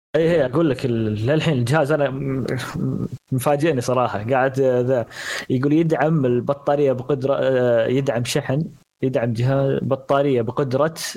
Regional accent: Saudi Arabia; عندنا في السعوديه

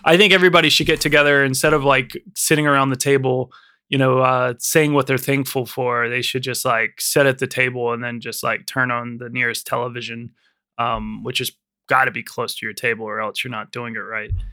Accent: United States; now in London, United Kingdom; being an American

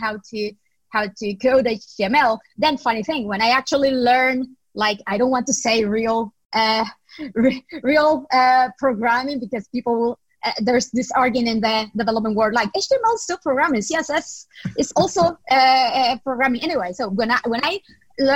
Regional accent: Nicaragua; moved away as an adult; also born or lived in Spain; I grew up, studied, and went to university in Nicaragua, in my home country.

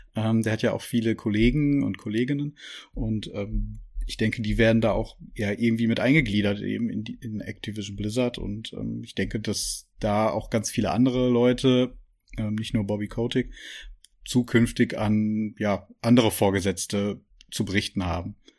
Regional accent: Germany; bei uns hier in Deutschland

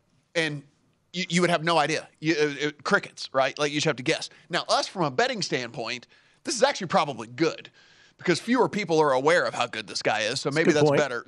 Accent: Shreveport, Louisiana, United States; moved away; Shreveport, my hometown

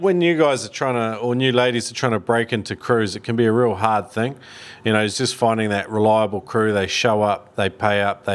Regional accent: New Zealand; I'm just a Kiwi

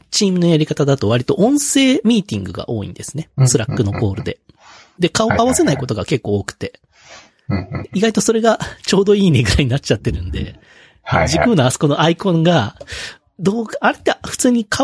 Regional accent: Hiroshima, Japan

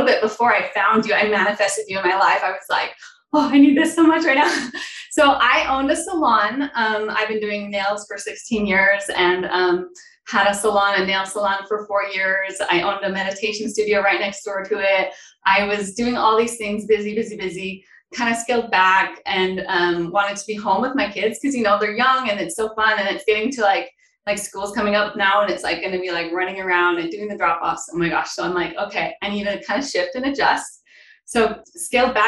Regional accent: Brigham City, Utah, United States; I am from Brigham City, Utah. It's kind of northern part of Utah.

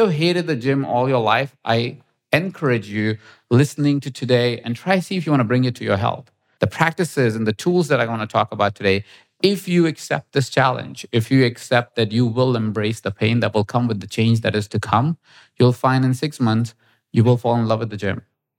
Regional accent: India; as you may have noticed, I'm Indian. So I need spices and everything.

